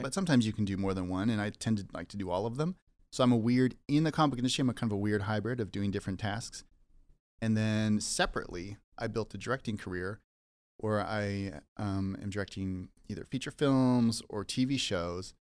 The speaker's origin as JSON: {"language": "English", "town": "Saskatoon", "region": "Saskatchewan", "country": "Canada", "tie": "born or raised there", "also_born_or_lived": "Leaf Rapids, Manitoba / Calgary, Alberta", "moved": "as an adult", "lives_now": "Vancouver, Canada", "said": "I grew up in Saskatoon, Saskatchewan."}